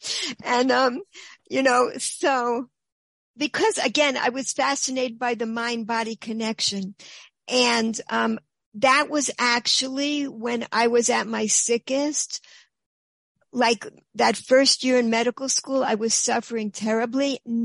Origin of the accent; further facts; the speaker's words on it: New York, United States; I'm from New York. I went to Forest Hills High School in Queens.